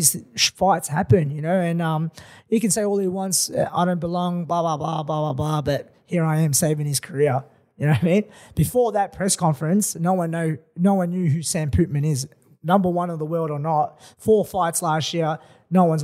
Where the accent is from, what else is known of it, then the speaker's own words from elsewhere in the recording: Melbourne, Victoria, Australia; Come to my hometown